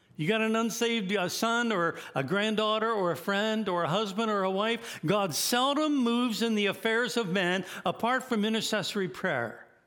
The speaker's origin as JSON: {"language": "English", "country": "United States", "said": "as an American in Pakistan"}